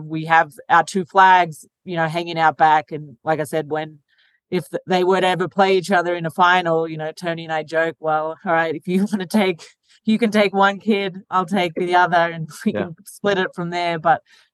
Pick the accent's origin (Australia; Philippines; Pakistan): Australia; now in United States; I'm from Australia